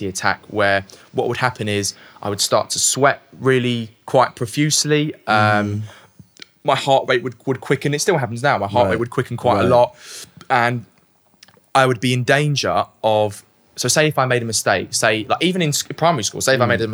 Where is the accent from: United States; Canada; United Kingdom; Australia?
United Kingdom; London; also born or lived in South Woodford; I was born in Leytonstone, East London